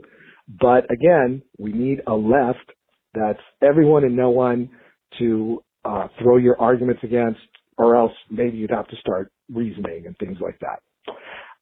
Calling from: Los Angeles, California, United States; I'm calling from Los Angeles, California

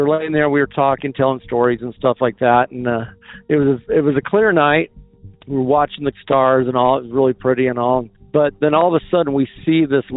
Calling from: Franklin, Idaho, United States; I'm calling from Franklin, Idaho.

